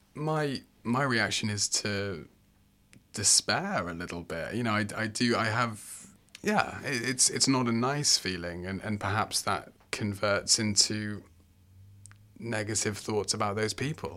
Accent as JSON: {"language": "English", "region": "England", "country": "United Kingdom", "moved": "as an adult", "lives_now": "Australia", "said": "I'm from the U K, I'm from England"}